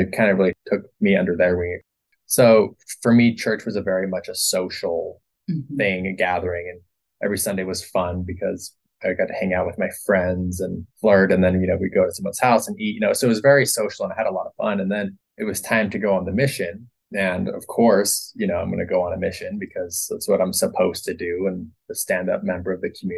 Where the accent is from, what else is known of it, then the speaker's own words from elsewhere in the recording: Salt Lake City, Utah, United States; I grew up in Salt Lake City and kind of did the Utah Mormon thing